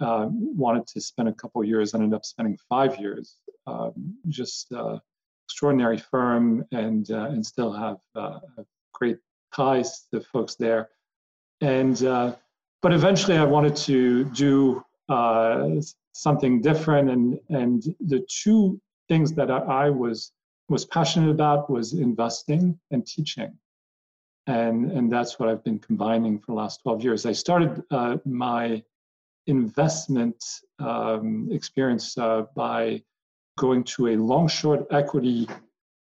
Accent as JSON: {"language": "English", "town": "Paris", "region": "Île-de-France", "country": "France", "tie": "born or raised there", "moved": "as an adult", "lives_now": "United States", "said": "grew up in Paris, French and American, and moved to the States initially to play golf"}